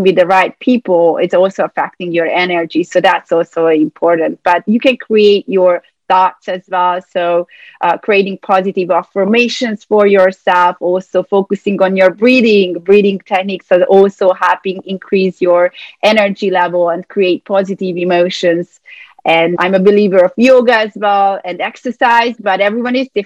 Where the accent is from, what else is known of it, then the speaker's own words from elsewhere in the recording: Budapest, Hungary; now in United States; I'm from Budapest, Hungary